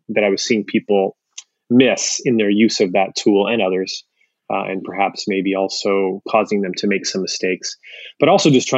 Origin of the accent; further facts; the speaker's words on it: Ventura County, LA area, California, United States; moved away; also born or lived in Toronto, Canada; I was born in Toronto, but I spent most of my life in the LA area, up in Ventura County, since I was a little kid